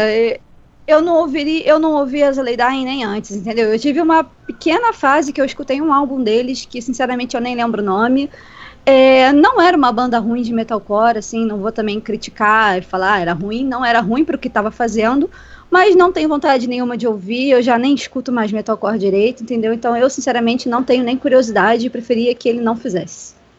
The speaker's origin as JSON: {"language": "Portuguese", "region": "Rio de Janeiro", "country": "Brazil", "said": "eu sou do Rio de Janeiro, capital"}